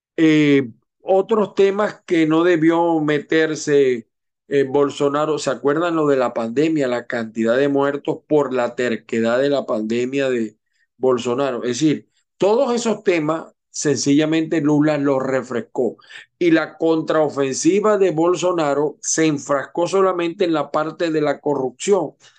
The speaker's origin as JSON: {"language": "Spanish", "country": "Venezuela", "said": "como venezolanos, como latinoamericanos"}